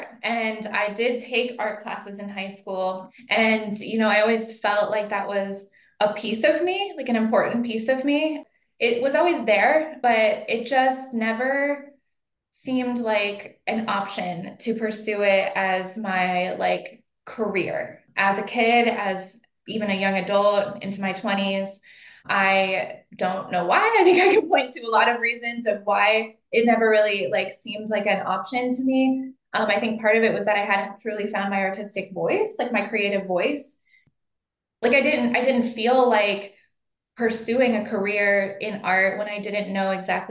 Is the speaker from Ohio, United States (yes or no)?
yes; Cincinnati, Ohio, United States; moved away as an adult; also born or lived in Columbus, Ohio / New York City; now in Portland, United States; I grew up in Cincinnati, went to high school with your cousin.